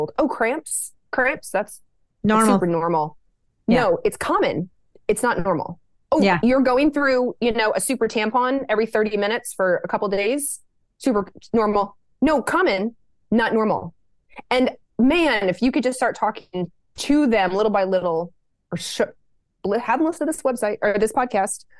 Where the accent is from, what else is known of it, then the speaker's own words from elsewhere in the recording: Lexington, Kentucky, United States; I grew up in Lexington, Kentucky